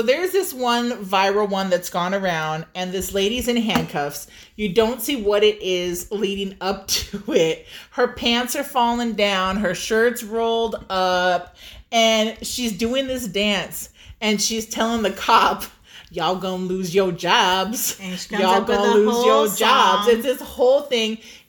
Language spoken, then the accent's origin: English; Southern California, United States; born or raised there